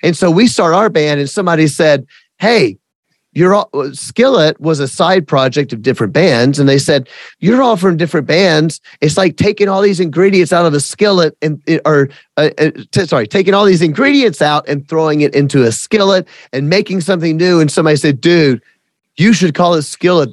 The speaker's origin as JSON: {"language": "English", "region": "the South", "country": "United States", "said": "I'm from the South and I fully admit and I fully celebrate that I am a redneck"}